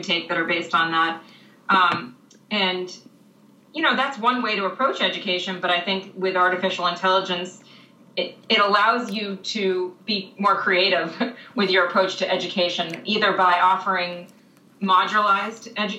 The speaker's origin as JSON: {"language": "English", "region": "Massachusetts", "country": "United States", "tie": "born or raised there", "said": "I grew up in Massachusetts where the school resides"}